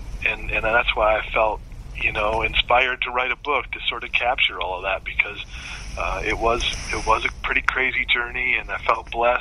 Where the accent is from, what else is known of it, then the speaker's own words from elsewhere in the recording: Flint, Michigan, United States; I grew up in Flint, Michigan, tough to this day